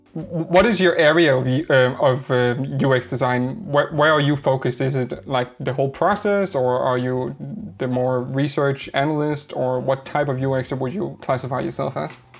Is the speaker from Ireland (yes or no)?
no; Denmark; English is a second language; a Danish guy trying to pronounce an English name